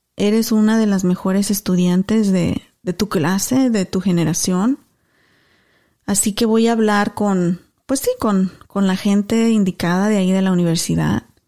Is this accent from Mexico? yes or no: yes; Celaya, Guanajuato, Mexico; moved away; íbamos mucho a Celaya, que era la ciudad más cerca a mi pueblo y que es justo donde yo nací porque pues, era el hospital más cerquita.